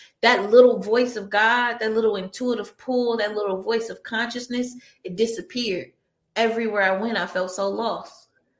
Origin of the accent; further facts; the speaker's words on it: Detroit, Michigan, United States; now in Santa Monica, United States; when I tell people that I came from Detroit and I moved to Santa Monica, California, one of the most beautiful places in the world, right off the beach